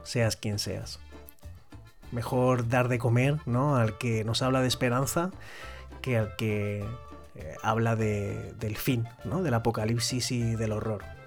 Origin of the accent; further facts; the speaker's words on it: Spain; en mi país, en España